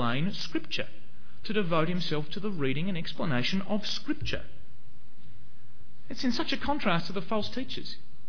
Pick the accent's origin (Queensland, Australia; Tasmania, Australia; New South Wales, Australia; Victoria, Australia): Tasmania, Australia; Hobart; moved away; I used to go to a church in Hobart, in Sandy Bay. That's where I come from. I'm from Tasmania.